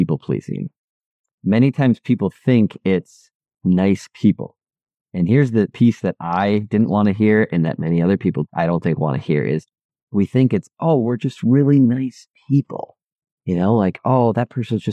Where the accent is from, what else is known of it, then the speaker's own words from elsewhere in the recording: Midwest, United States; the environment that I grew up in the Midwest